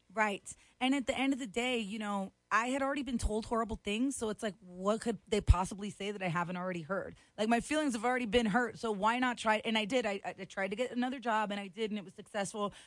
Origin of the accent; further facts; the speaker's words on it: Florida, United States; I grew up in Florida, so I grew up next to snakes, alligators.